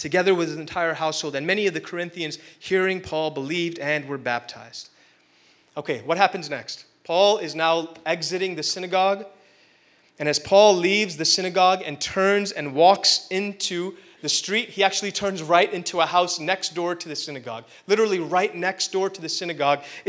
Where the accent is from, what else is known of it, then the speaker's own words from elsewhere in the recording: India; being Indian